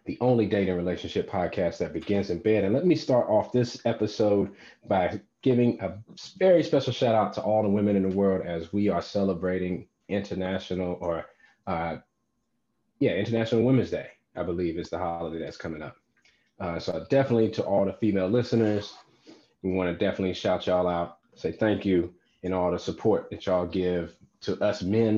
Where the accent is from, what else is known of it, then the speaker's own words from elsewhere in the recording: North Carolina, United States; moved away; my home state of North Carolina